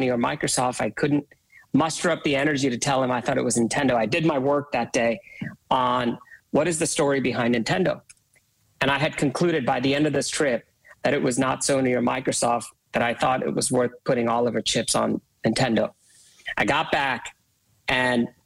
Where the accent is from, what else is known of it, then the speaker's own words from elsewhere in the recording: India; I was born and raised in India